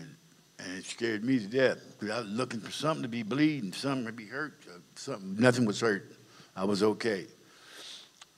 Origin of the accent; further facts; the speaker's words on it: Compton, California, United States; also born or lived in Dallas, Texas; I was raised in Compton, California, basically all my life